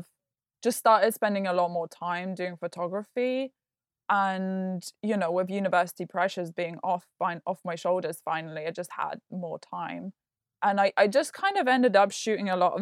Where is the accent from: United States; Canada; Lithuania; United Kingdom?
Lithuania; English is a second language; moved away; Lithuania, which is where I grew up.